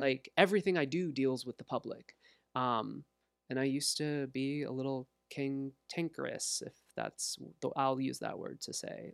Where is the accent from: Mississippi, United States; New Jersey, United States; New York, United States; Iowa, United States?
Iowa, United States; Walcott; also born or lived in Los Angeles, California / Bettendorf, Iowa; now in Davenport, United States; I grew up in Walcott, went to high school in Davenport